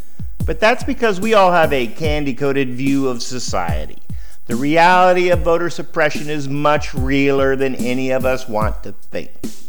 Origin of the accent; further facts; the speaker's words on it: United States; As American children